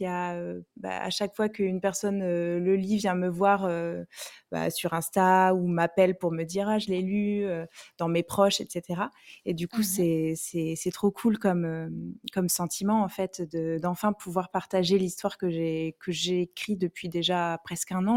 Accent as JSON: {"language": "French", "area": "Bordeaux area", "region": "Nouvelle-Aquitaine", "country": "France", "said": "je viens de Bordeaux"}